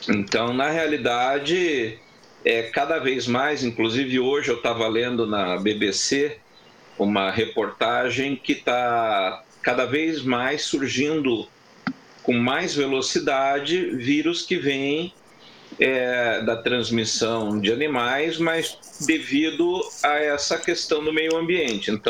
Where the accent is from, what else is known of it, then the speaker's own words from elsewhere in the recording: Curitiba, Paraná, Brazil; moved away; Eu, inclusive, eu sempre comento que eu vim de Curitiba é, buscando qualidade de vida.